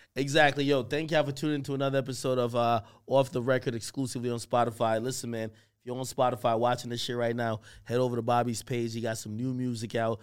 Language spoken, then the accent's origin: English; Grantham, Clarendon, Jamaica; moved away; also born or lived in Spanish Town, Jamaica; we grew up in Grantham, Grantham, Clarendon. Clarendon, Jamaican.